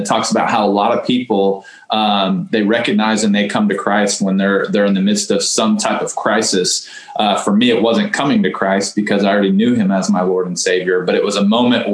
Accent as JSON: {"language": "English", "town": "Houston", "region": "Texas", "country": "United States", "tie": "born or raised there", "said": "growing up in Houston"}